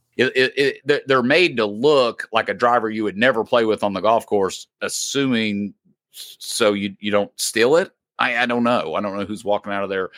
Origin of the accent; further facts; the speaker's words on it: Indiana, United States; moved away; We are obviously Indiana Hoosier fans, being that we're from Indiana originally